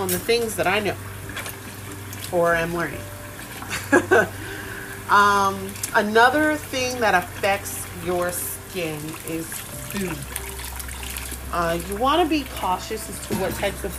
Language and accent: English; United States; I'm American, born here, but my dad is Puerto Rican, and my mommy is Haitian.